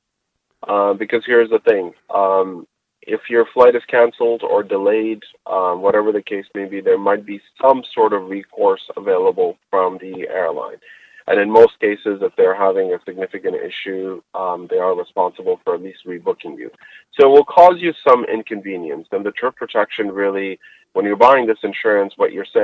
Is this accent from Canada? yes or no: yes; Canada; I'm a Canadian and I do travel to US quite a bit